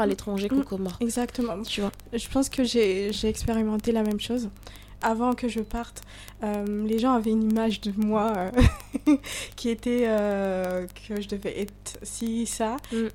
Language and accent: French; Comoros; je suis comorienne